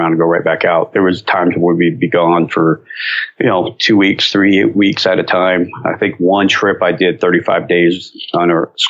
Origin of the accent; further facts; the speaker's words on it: near Cleveland, Northern Ohio, United States; now in North Carolina, United States; I come from Ohio. Okay. Northern Ohio, up near Cleveland.